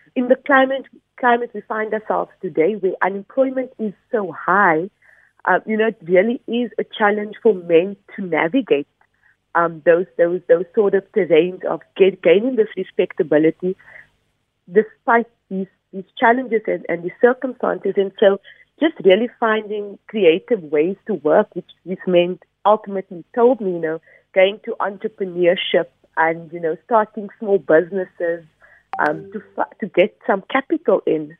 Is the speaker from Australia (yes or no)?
no; Cape Town, Western Cape, South Africa; growing up in Bishop Lavis has has obviously sort of uh, led to the research that I've done and my own experiences of being a colored body um, in Cape Town